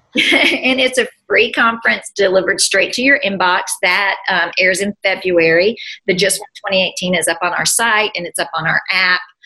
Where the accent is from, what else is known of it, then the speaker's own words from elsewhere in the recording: United States; also born or lived in Bowling Green; now in Nashville, United States; we're all American